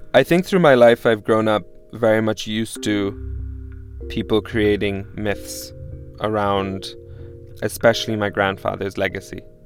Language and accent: English; Pakistan; also born or lived in Damascus, Syria; I was born in Damascus, Syria, and I was raised in, in Pakistan by uh, a Lebanese mother and a Pakistani father